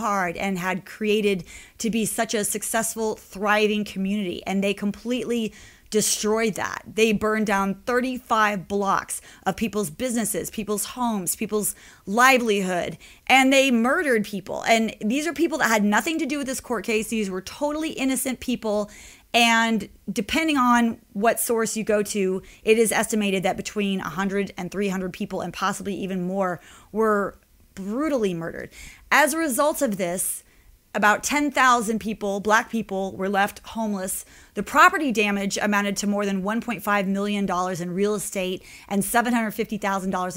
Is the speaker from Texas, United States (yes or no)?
yes; Dallas, Texas, United States; I grew up in Dallas, Texas